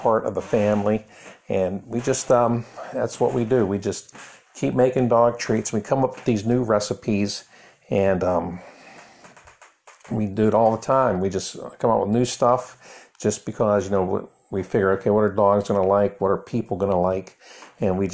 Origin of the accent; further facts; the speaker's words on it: Donora, Pennsylvania, United States; I grew up in Donora, Pennsylvania